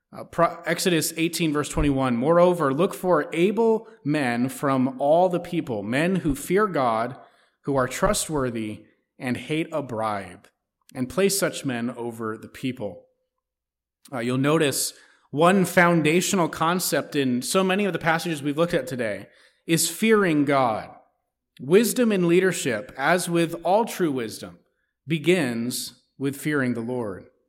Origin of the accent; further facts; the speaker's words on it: United States; as American citizens